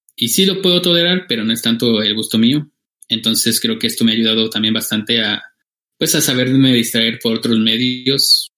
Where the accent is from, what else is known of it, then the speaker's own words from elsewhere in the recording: Michoacán, Mexico; now in Oaxaca, Mexico; yo soy de, soy mexicano, vivo en el estado de Oaxaca la mayor parte del año, pero soy michoacano